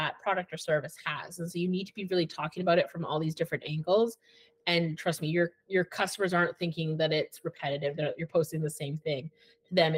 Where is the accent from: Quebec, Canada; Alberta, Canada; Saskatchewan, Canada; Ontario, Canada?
Alberta, Canada; Edmonton; now in Okanagan, Canada; So I'm from Alberta and I'm from Edmonton, which has a very different mindset than living in BC